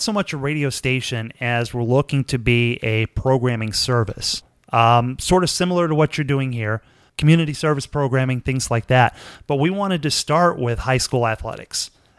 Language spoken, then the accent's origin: English; Corsicana, Texas, United States; My first job in broadcasting was in 1985 on the 1000 watt AM radio station in my hometown, of course, Acana